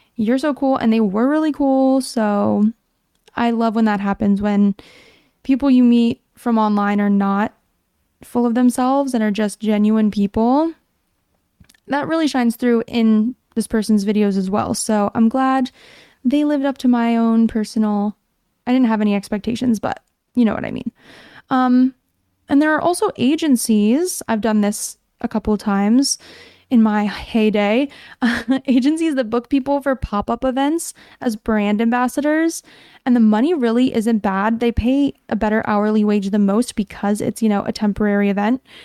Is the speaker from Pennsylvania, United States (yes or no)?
yes; Pennsylvania, United States; moved away; my hometown in Pennsylvania